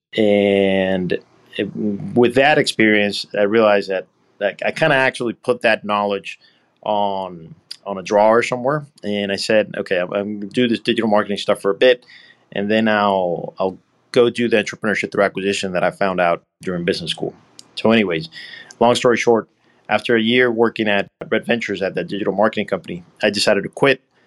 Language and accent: English; Puerto Rico; also born or lived in Alabama; So I'm actually from here. I grew up here.